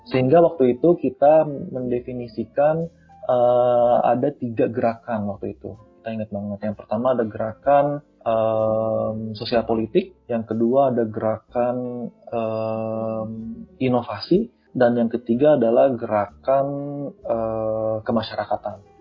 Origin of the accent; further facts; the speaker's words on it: Tasikmalaya, West Java, Indonesia; saya ini uh, berasal dari Tasikmalaya suatu daerah lah kemarin kamu banyak Tasikmalaya di mana